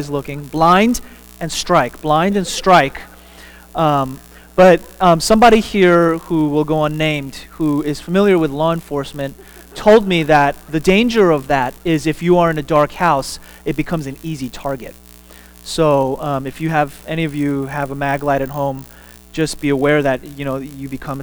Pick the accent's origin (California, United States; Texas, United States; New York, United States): Texas, United States; I'm a Texan